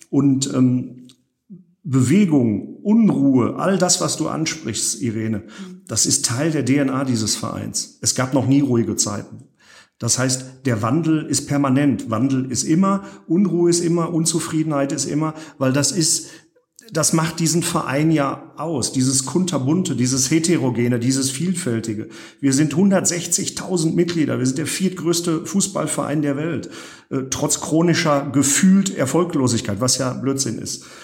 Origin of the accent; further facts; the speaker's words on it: Gelsenkirchen, North Rhine-Westphalia, Germany; passiert, interessiert in Rotthausen niemanden. Ja, ganz wenige. Ähm, das, was immer funktioniert in meiner Heimatstadt, ist Schalke.